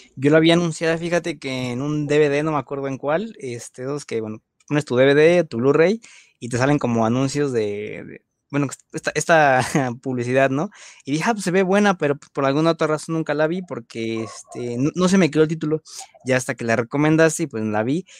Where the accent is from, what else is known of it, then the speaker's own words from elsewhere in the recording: Mexico; nuestra paisana Ana de la Reguera